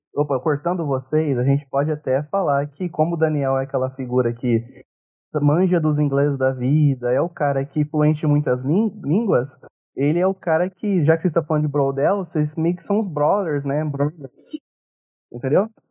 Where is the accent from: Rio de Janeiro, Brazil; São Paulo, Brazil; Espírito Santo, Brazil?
São Paulo, Brazil; Ribeirão Preto; eu sou de Ribeirão Preto e do interior de São Paulo.